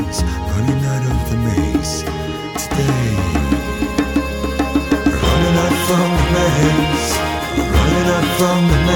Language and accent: English; Washington, District of Columbia, United States; I grew up in Washington, D.C.